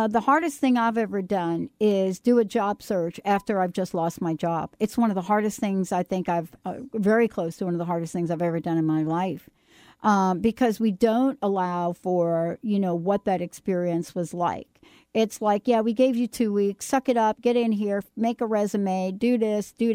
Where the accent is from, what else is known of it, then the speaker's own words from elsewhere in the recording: New York, United States; I'm from New York